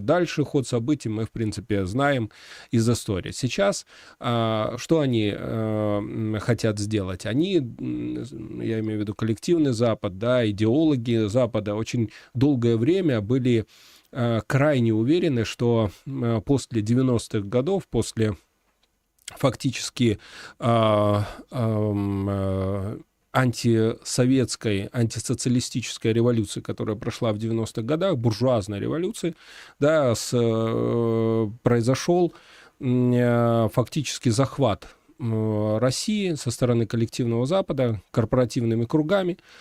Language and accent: Russian; Belarus; Мы, белорусы